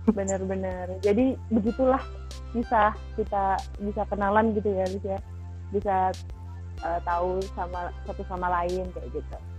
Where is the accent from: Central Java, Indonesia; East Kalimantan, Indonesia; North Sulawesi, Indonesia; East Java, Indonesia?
East Java, Indonesia; Madiun; di tempat asalku di Madiun